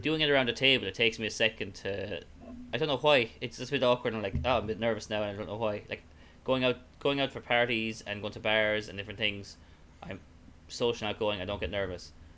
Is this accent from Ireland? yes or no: yes; Ireland; accent: Irish; more Irish up my accent